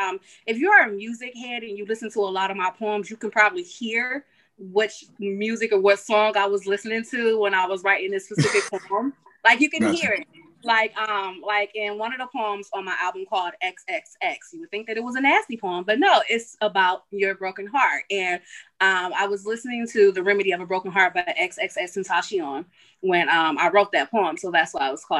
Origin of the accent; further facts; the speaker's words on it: Cleveland, Ohio, United States; I'm from Cleveland, Ohio. I literally live and breathe 216.